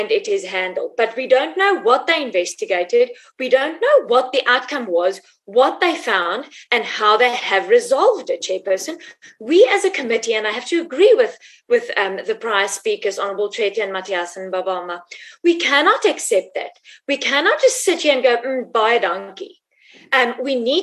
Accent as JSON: {"language": "English", "region": "Free State", "country": "South Africa", "said": "who comes from the Free State, who comes from Mongol, who knows Dubanshu"}